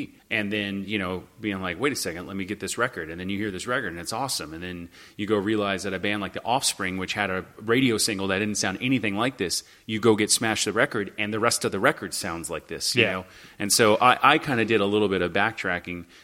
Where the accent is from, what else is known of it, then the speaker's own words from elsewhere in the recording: Hollywood, Florida, United States; I grew up in Hollywood, Florida, the other Hollywood, the Hollywood nobody ever knows about